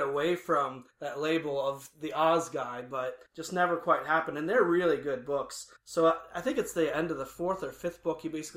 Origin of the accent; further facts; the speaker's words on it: Indiana, United States; moved away; I'm from Indiana originally.